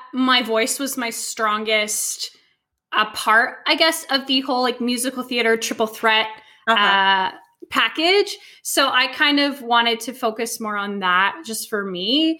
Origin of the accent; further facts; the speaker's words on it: Canada; Yes, I'm Canadian